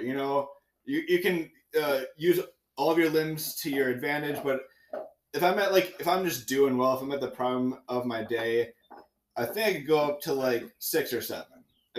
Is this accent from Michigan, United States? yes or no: no; near Milwaukee, Wisconsin, United States; where I grew up near Milwaukee.